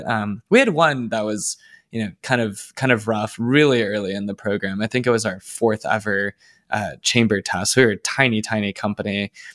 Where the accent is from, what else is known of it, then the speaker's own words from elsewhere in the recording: Plano, Texas, United States; moved away as an adult; also born or lived in Los Angeles, United States; I am from Plano, Texas. It's a suburb north of Dallas